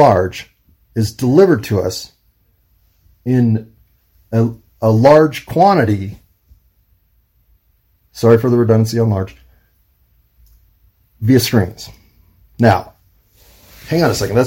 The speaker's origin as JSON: {"language": "English", "country": "United States", "said": "being an American"}